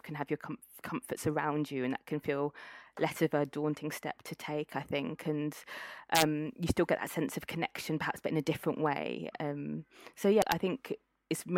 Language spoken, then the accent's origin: English; Cambridge, East of England, United Kingdom; So I grew up in Cambridge, returned to Cambridge for this role.